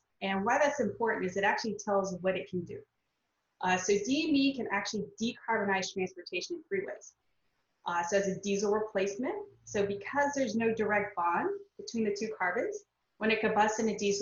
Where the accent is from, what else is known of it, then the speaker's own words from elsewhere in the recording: South Louisiana, United States; moved away as an adult; now in San Diego, United States; I grew up in South Louisiana